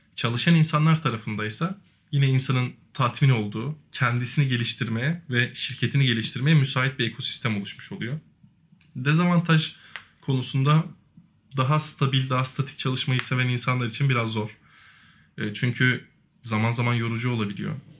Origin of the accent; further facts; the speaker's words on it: Yalova, Turkey; 93 yılında Yalova'da dünyaya geldim